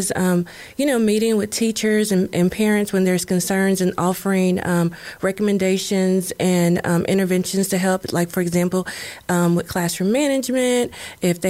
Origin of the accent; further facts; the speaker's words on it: Kentucky, United States; moved away; So I am originally from Kentucky.